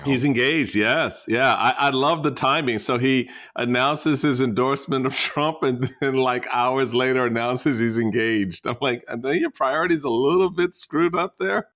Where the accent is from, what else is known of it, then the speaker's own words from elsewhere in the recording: the East, East Coast, United States; I'm from the E, I'm from the East